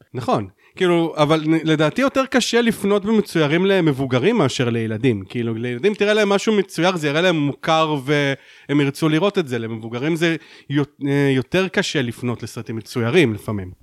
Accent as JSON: {"language": "Hebrew", "town": "Haifa", "region": "Haifa District", "country": "Israel", "said": "אני בתור חיפאי"}